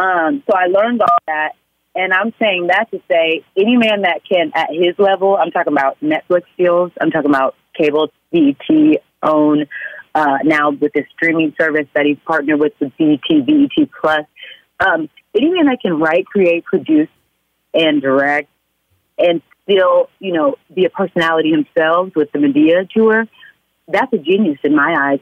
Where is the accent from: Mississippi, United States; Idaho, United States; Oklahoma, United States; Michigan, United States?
Oklahoma, United States; Oklahoma City; moved away as an adult; also born or lived in Atlanta, Georgia; now in Los Angeles, United States; I'm from Oklahoma